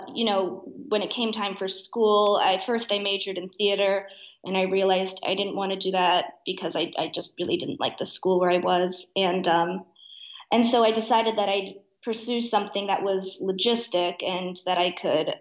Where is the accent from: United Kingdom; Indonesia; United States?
United States; Oak Park, Illinois; I grew up in Oak Park, which is just outside Chicago.